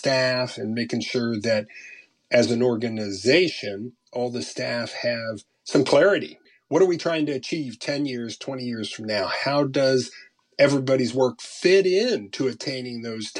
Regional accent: Arlington, Virginia, United States; I grew up outside of Washington, D.C. in Arlington, Virginia

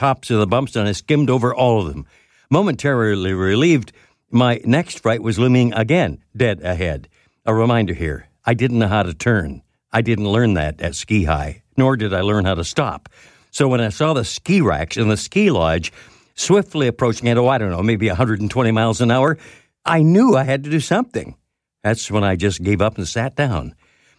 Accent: London, Ontario, Canada; working in my hometown of London, Ontario, at a radio station there

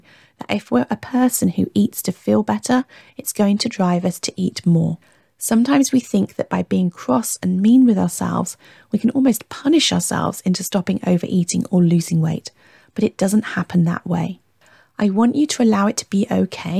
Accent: Warwickshire, West Midlands, United Kingdom; born or raised there; also born or lived in Hertfordshire

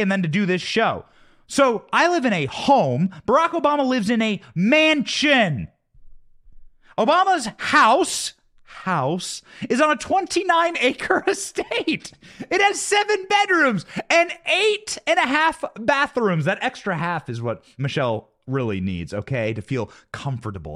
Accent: Iowa, United States; now in Tampa, United States; I grew up in Iowa. We had ten acres in Iowa.

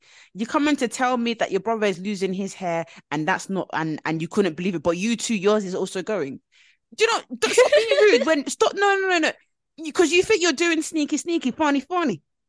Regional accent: Nigeria; As a Nigerian

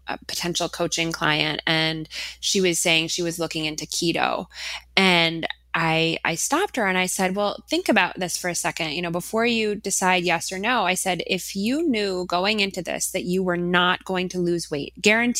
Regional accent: Minnesota, United States; I am from Minnesota.

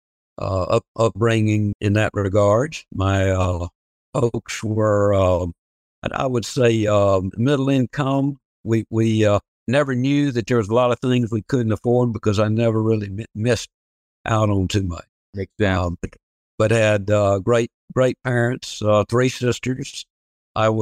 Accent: Birmingham, Alabama, United States; now in Auburn, United States; I grew up in Birmingham, Alabama, out in the eastern suburbs

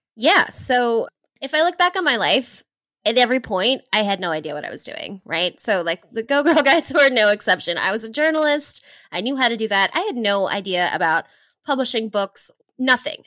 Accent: east side of Oahu, Hawaii, United States; moved away as an adult; also born or lived in New Zealand; I grew up in Hawaii on the east side of Oahu

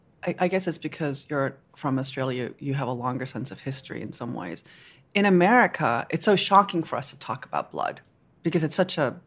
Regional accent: United States; conversation about blood very upsetting when I lived in Japan, because very often I think of myself as an American.

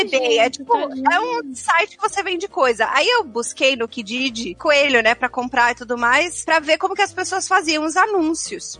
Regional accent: São Caetano do Sul, São Paulo, Brazil; moved away as an adult; also born or lived in London; now in Toronto, Canada; eu sou brasileira

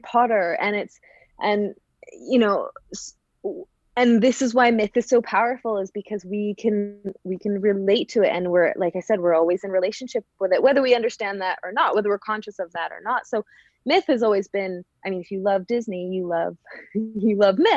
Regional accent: Canada; moved away as an adult; also born or lived in Vancouver, British Columbia / Calgary, Alberta; now in Glasgow, United Kingdom; I'm Canadian. I'm from West Coast Canada, Vancouver and Calgary. And then I moved over to Glasgow almost 6 years ago now.

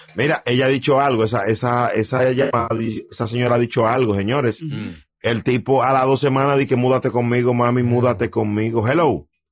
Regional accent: Dominican Republic

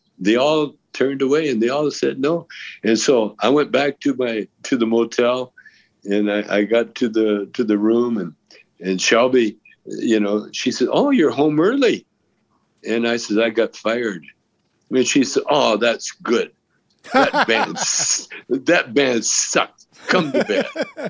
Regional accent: Canada; now in United States; Yeah, I'm Canadian.

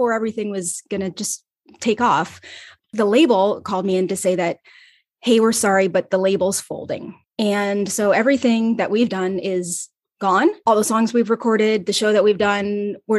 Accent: Ohio, United States; moved away as an adult; also born or lived in Los Angeles; my hometown in Ohio

